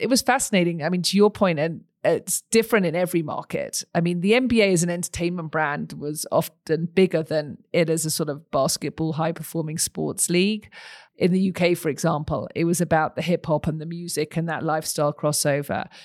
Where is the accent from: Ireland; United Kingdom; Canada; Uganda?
United Kingdom; moved away as an adult; also born or lived in Texas, United States / Los Angeles, United States; now in Utah, United States; you can probably tell from my accent, I didn't grow up here, I grew up across the pond.